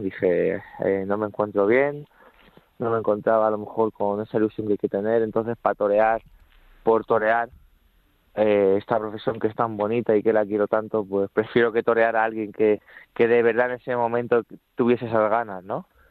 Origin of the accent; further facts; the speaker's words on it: Barajas de Melo, Castilla-La Mancha, Spain; now in Madrid, Spain; soy de Barajas de Melo, de, Cuenca, aunque resido, aunque resido en Madrid